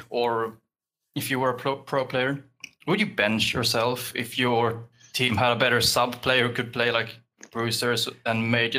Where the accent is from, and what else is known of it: Sweden